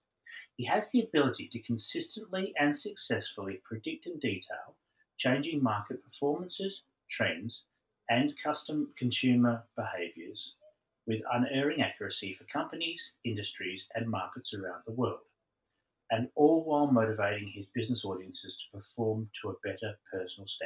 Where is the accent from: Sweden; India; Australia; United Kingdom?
Australia; Perth, Western Australia; I grew up in Perth, so just across the water from you there